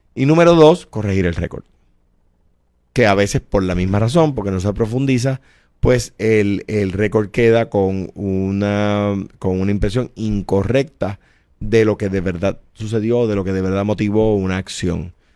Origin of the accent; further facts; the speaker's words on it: Coamo, Puerto Rico; moved away; also born or lived in San Juan; Soy un jíbaro de Cuamo eh, me crié allí, allí regresaré